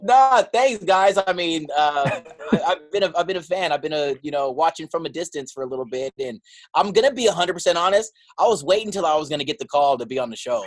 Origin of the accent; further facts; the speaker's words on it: San Diego, California, United States; moved away as an adult; now in New York, United States; born and raised in San Diego